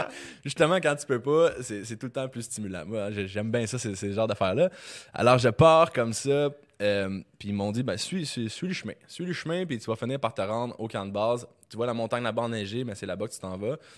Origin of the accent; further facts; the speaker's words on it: Quebec, Canada; je viens du Québec